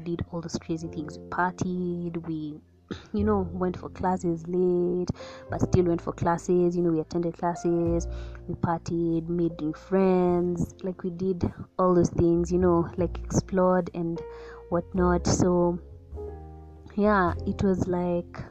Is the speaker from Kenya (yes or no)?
yes; Nairobi, Kenya; moved away as an adult; now in Eldoret, Kenya; I'm from Nairobi, Kenya